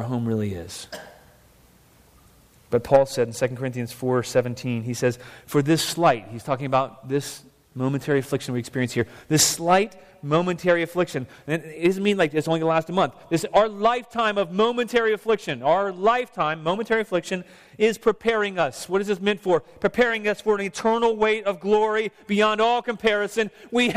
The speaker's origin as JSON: {"language": "English", "country": "United States", "tie": "born or raised there", "also_born_or_lived": "Vancouver, Canada", "said": "I was born in the United States. My parents were too. I'm a citizen here"}